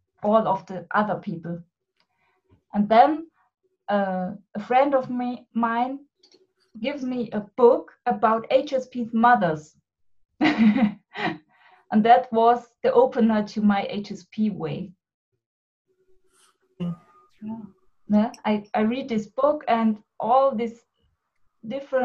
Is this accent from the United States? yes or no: no; Germany; I'm from Germany